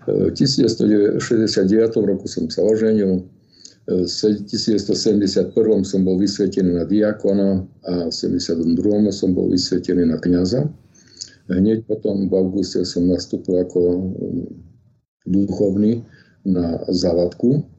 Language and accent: Slovak; Ortuťová, Prešov Region, Slovakia; also born or lived in Bardejov / Leningrad; Ja som sa narodil v roku 1945 v obci Ortutova, okres Bardejov